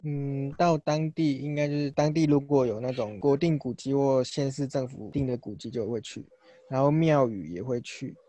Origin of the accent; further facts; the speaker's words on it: Chiayi, Taiwan; moved away as an adult; now in New Taipei, Taiwan; 就是我是嘉义人